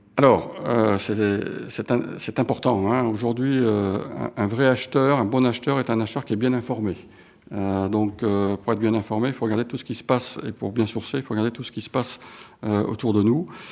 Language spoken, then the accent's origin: French; Montpellier, Occitania, France; now in Paris, France; je suis né à Montpellier. Euh, ce sont mes racines. Euh, alors je vis maintenant à Paris pour des raisons professionnelles